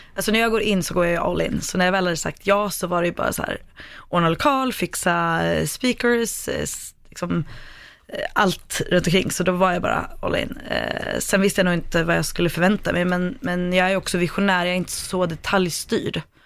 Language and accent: Swedish; Sweden; jag kommer från Sverige.